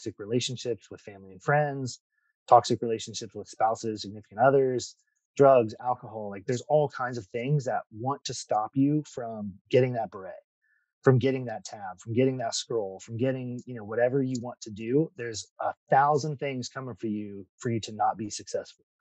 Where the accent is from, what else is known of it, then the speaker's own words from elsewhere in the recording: Ohio, United States; moved away as an adult; now in Florida, United States; I grew up in Ohio